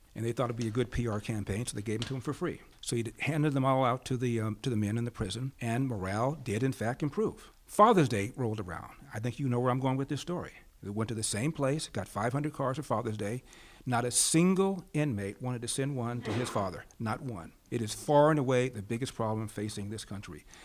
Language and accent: English; Los Angeles, California, United States; was born and raised in Los Angeles.